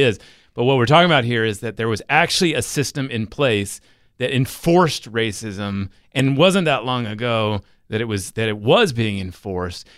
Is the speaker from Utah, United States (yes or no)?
yes; Utah, United States; we had a hundred education course in eighth grade in Utah